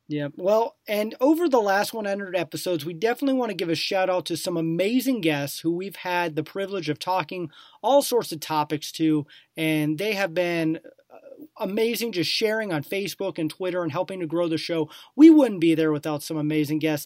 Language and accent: English; Omaha, Nebraska, United States; moved away; from Omaha, so I, I like it. I like going back to my hometown.